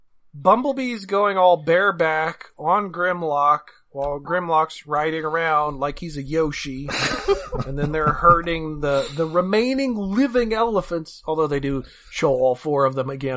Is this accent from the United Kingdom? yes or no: no; New Jersey, United States; I'm from Jersey.